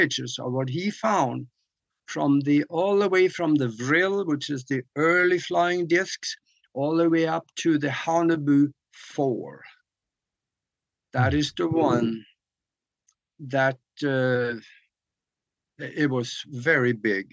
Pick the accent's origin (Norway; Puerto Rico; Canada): Norway; moved away; when I grew up back in Norway